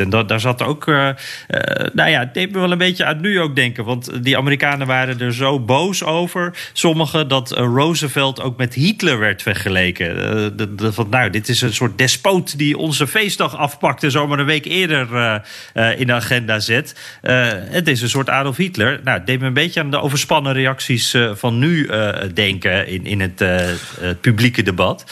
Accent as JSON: {"language": "Dutch", "country": "Netherlands", "said": "als Nederlander die niet zo van wapens houdt"}